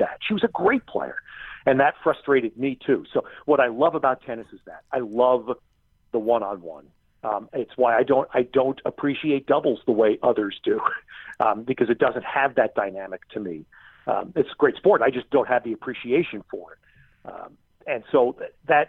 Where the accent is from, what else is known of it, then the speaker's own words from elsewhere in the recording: New York, United States; I grew up in New York and just outside New York City